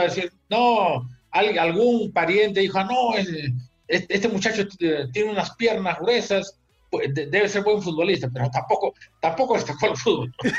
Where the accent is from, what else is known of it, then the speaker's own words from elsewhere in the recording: Peru; regreso al Perú